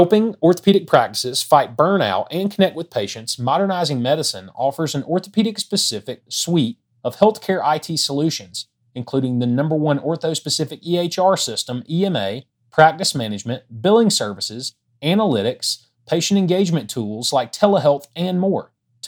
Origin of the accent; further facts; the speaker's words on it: South Alabama, United States; accent: South Alabama; my South Alabama accent.